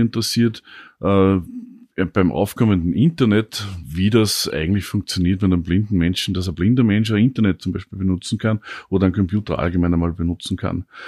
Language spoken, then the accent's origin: German; Upper Austria, Austria; moved away as an adult; now in Vienna, Austria; ich bin aus Oberösterreich, kam zum Studium dann nach Wien hier